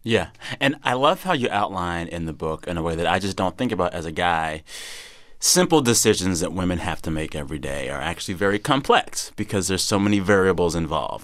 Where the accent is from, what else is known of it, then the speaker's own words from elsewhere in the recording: Texas, United States; moved away; we Texans